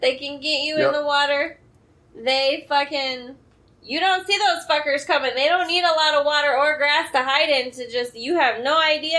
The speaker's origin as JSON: {"language": "English", "region": "South Dakota", "country": "United States", "said": "I'm from South Dakota."}